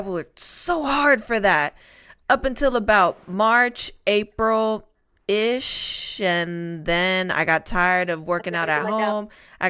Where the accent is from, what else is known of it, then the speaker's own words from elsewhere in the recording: Spain; I mean, listen, it's no secret. I'm from Spain. I love to cook.